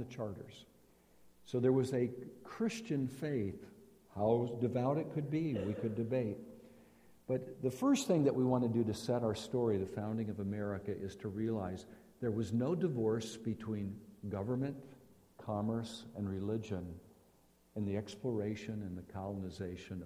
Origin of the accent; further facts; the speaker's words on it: Philadelphia, Pennsylvania, United States; I'm from Philadelphia